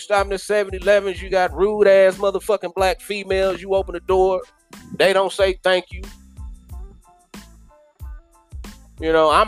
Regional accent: Kansas City, Missouri, United States; moved away as an adult; I'm born and raised in Kansas City. Born and raised in Kansas City

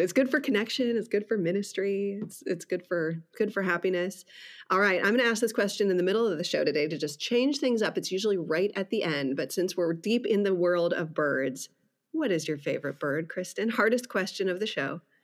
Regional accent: Wisconsin, United States; moved away as an adult; now in Orange County, California, United States; I grew up in the Midwest. I grew up in Wisconsin

